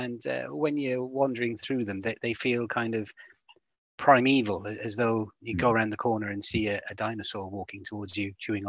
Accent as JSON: {"language": "English", "area": "Welsh", "region": "Wales", "country": "United Kingdom", "said": "being Welsh"}